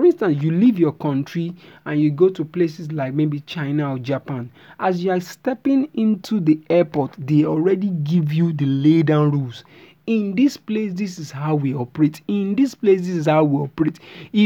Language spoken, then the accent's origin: English; Nigeria; I'm a Nigerian